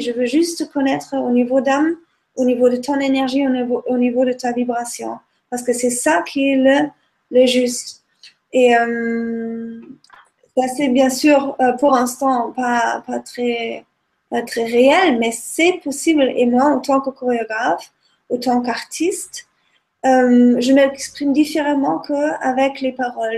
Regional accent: Germany; now in Nice, France; en tant qu'Allemande

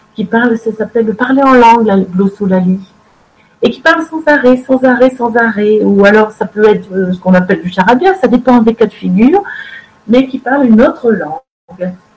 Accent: France; chez nous en France

